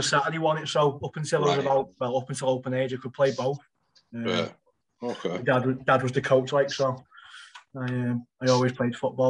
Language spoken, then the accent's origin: English; Farnworth, North West England, United Kingdom; my mum, dad and little sister, born and raised in Bailey's Close up near Birchy Gardens in Farnworth. Always been there.